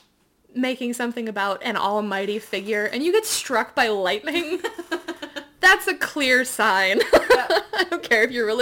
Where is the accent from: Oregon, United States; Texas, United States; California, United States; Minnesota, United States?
Oregon, United States; we're from Oregon